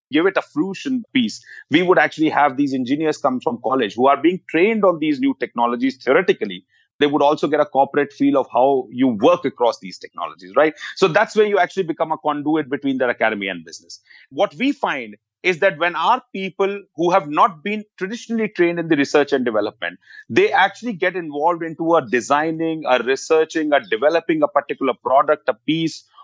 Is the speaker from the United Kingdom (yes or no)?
no; India; We, as an Indian economy, as a services industry, have to start loving the problems.